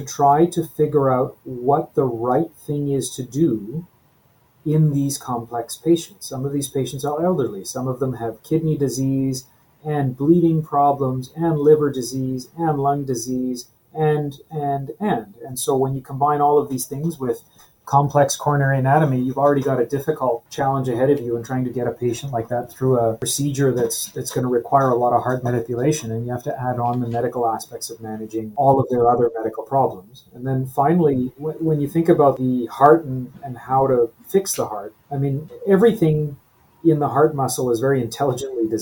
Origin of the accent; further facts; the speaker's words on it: Edmonton, Alberta, Canada; moved away as an adult; also born or lived in Toronto, Canada / Calgary, Canada / Halifax, Canada / New York, United States; I grew up in Edmonton, Alberta